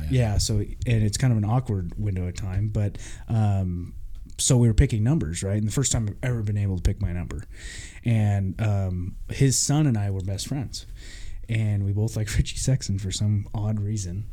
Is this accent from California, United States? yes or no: no; Vancouver, Washington, United States; I grew up in Vancouver